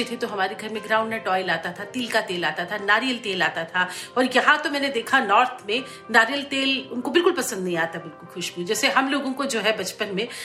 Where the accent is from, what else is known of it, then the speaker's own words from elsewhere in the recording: South India, India; मैं साउथ में जहाँ से आती हूँ